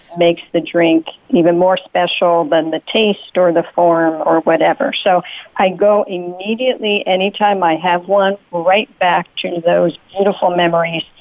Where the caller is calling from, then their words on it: New Jersey, United States; I'm calling from the state of New Jersey in the United States